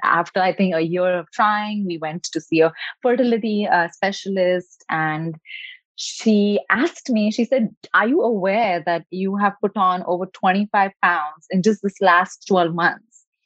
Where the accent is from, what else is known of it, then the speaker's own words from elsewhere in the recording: India; moved away as an adult; now in California, United States; I was born in India, so a country where uh, education and uh, success and doing more and resting less is definitely like a badge of honor